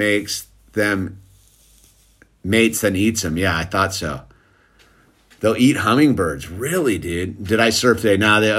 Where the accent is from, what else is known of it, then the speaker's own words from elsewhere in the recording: New Zealand; I'm from New Zealand, so I'm probably fake.